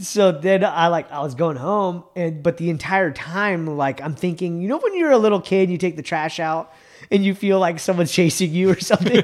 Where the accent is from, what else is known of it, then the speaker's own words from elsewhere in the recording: Bay Area, California, United States; moved away; I grew up in the Bay Area